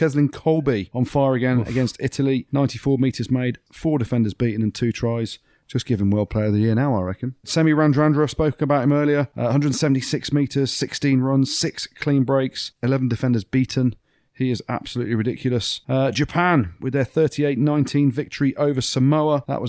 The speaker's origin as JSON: {"language": "English", "region": "England", "country": "United Kingdom", "said": "And I'm English and we're going to win it."}